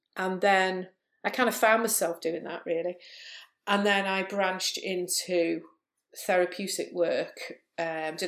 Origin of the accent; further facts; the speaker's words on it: Liverpool, North West England, United Kingdom; also born or lived in Chester; I'm from Liverpool. Lots of people think, oh, you haven't got a Liverpool accent till I, talk like that. But yeah, Liverpool born and bred, and lived here most of my life